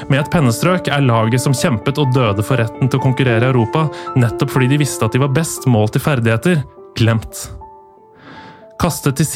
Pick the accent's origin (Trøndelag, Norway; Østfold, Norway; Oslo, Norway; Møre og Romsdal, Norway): Oslo, Norway; Jeg er ikke fra Manchester. Jeg er ikke engang fra England, jeg er fra Nordstrand i Oslo, men da jeg vokste opp, så var ikke vår lokale klubb verken Nordstrand, Skeid eller Vålerenga.